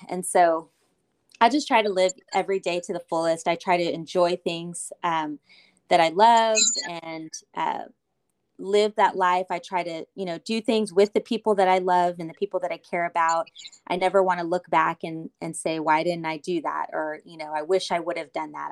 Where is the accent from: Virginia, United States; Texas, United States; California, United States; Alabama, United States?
Texas, United States; Austin; I am from Austin